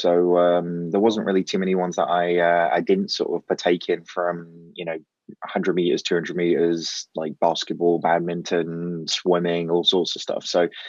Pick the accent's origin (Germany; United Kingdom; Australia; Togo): United Kingdom; East of England; The accent definitely doesn't sort of give you the impression that I'm from Norfolk. But moved down here when I was five. So my dad worked for Amoco.